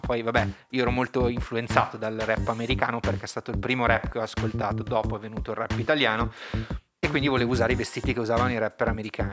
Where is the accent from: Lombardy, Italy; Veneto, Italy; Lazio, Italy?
Lombardy, Italy; Milan; sono di Milano, ho sempre vissuto a Milano, sono come un castagno piantato per terra